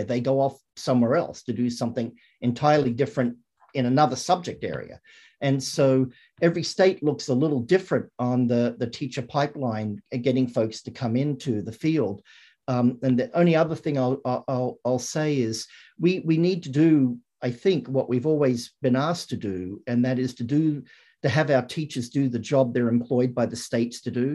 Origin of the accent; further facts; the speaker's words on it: Australia; moved away; When I grew up in Australia